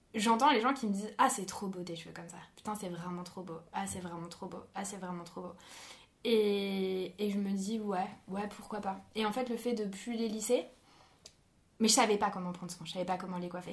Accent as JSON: {"language": "French", "country": "France", "said": "je suis française"}